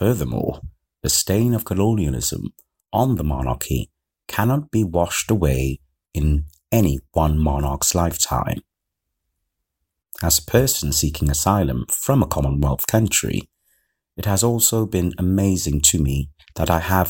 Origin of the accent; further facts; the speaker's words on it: Trinidad & Tobago; now in United Kingdom; My home country, Trinidad and Tobago